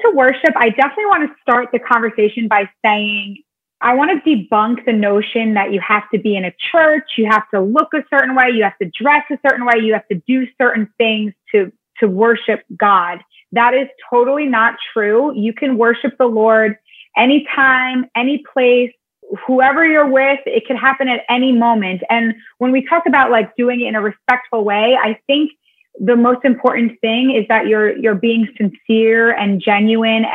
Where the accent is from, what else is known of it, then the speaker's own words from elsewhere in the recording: Northern New Jersey, United States; I'm from Northern New Jersey